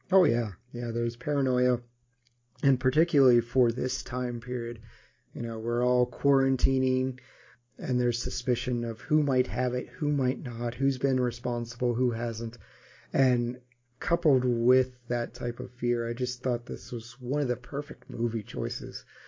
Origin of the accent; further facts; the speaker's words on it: United States; me again being ignorant American